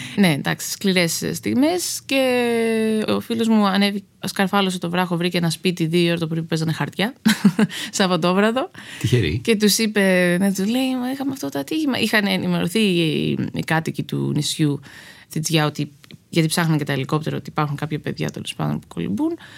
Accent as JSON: {"language": "Greek", "town": "Karpenisi", "region": "Central Greece", "country": "Greece", "tie": "born or raised there", "also_born_or_lived": "Athens / Lamia / New York / Los Angeles", "moved": "as an adult", "lives_now": "Spetses, Greece", "said": "εγώ μεγάλωσα στο Καρπενήσι"}